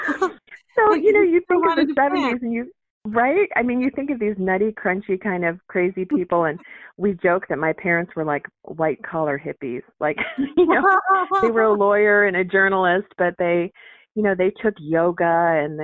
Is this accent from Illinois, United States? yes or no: yes; Chicago, Illinois, United States; moved away as an adult; also born or lived in New York City / Los Angeles; now in Pacific Northwest, United States; I was born in Chicago. We spent some time in Central Illinois, but then I went back to Chicago towards high school. Went to college there